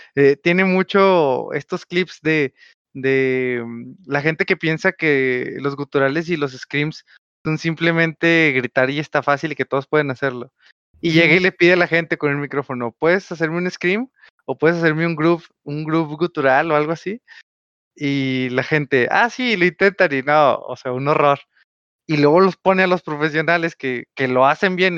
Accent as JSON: {"language": "Spanish", "country": "Mexico", "first_language": "Spanish"}